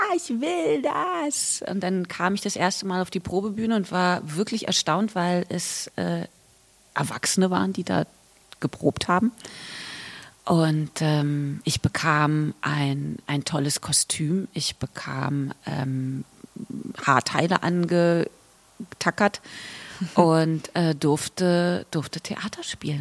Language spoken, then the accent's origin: German; Berlin, Germany; ich bin hier geboren und aufgewachsen